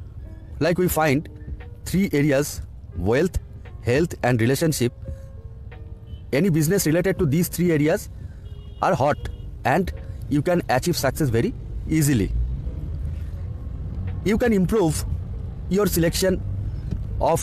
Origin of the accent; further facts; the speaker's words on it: India; from India